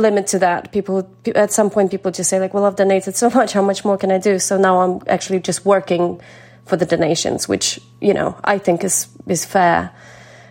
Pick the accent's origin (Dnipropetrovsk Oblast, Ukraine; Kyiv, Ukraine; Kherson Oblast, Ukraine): Kherson Oblast, Ukraine; Kakhovka; now in United Kingdom; the community in Kakhovka, in my hometown